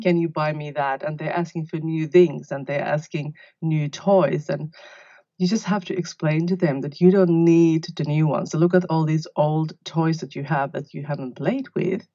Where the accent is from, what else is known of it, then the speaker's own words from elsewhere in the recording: Finland; also born or lived in London, United Kingdom / Sydney, Australia; now in Australia; I'm originally from Finland and I live in Australia in the south coast of New South Wales